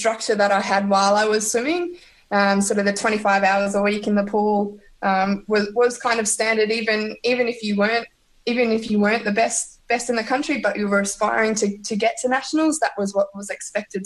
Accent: Perth, Western Australia, Australia; accent: Aussie; also born or lived in Singapore; now in Barwon Heads, Australia; So I'm originally from Perth in Western Australia, but at the moment I'm living in Barman Heads in Victoria

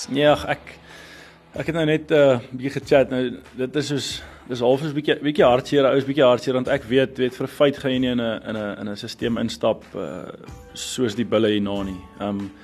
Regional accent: South Africa; as Suid-Afrikaners

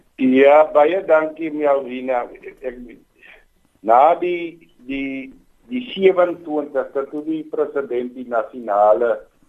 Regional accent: Bonnievale, Western Cape, South Africa; terug in my tuisdorp as die wijkraadslid hier so in Bonnievale

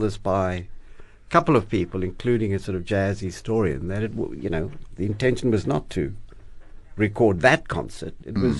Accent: Cape Town, Western Cape, South Africa; I was born here in Cape Town in Wynberg, and the 1960s, I mean, South Africa in the 60s.

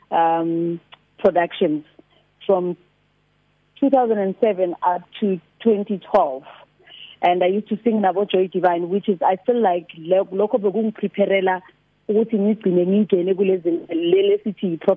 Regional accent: Soshanguve, Gauteng, South Africa; also born or lived in Mabuluka (birthplace, garbled); wazalelwa emabuluka ngazalelwa emabuluka eCheckers ngo-1987 ngezi-16 zikaMarch … ngikhulela ekhayeni lomculo

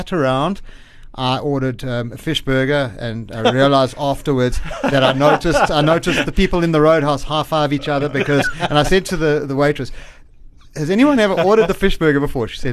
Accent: Zimbabwe; I'm from Zim

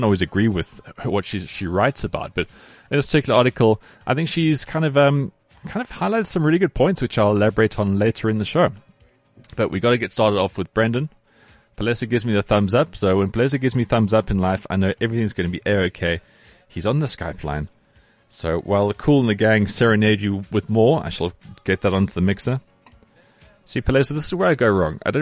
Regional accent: South Africa

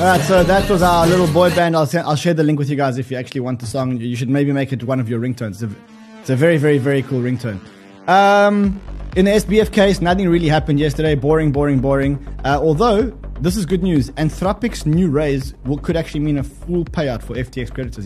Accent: South Africa; I'm South African.

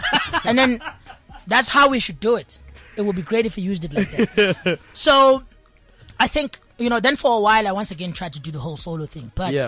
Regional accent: KwaZulu-Natal, South Africa; That's where I rap. But everyone says I'm from Durban because it's an easy reference point.

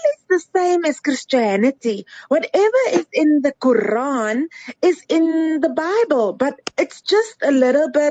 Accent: Cape Town, Western Cape, South Africa; now in Johannesburg, South Africa; I'm originally from Cape Town. I grew up in Cape Town

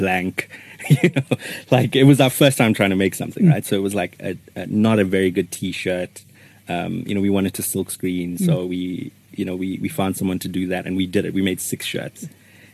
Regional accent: Johannesburg, Gauteng, South Africa; we're suburb boys who still, you know, if someone asks you where you're from, you say Joburg

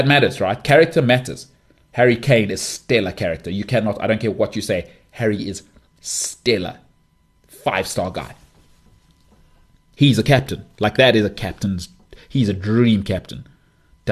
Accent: South Africa; I'm South African

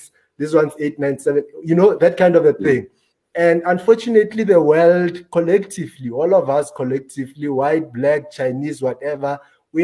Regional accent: South Africa

